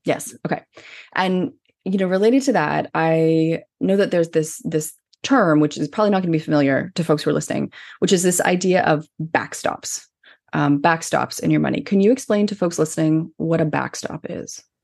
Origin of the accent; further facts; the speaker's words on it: Canada; I'm Canadian